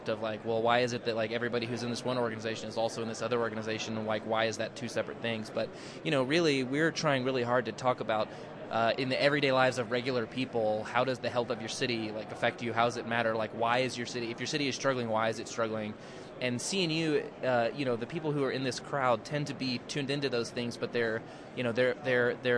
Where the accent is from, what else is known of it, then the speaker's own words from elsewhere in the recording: Austin, Texas, United States; I'm from Austin